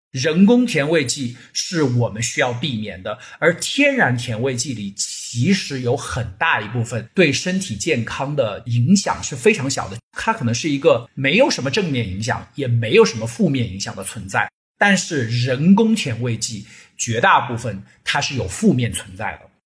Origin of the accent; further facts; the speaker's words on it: China; 夏天的时候，我们中国人都会有清热啊、解暑啊、解毒啊这样一个概念